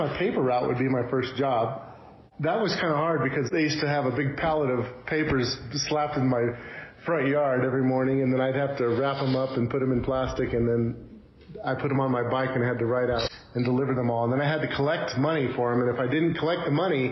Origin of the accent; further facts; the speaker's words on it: Texas, United States; also born or lived in Chicago, Illinois; I was born in Chicago, Illinois, and then I moved to Texas when I was pretty young. So I lived in Texas for quite a while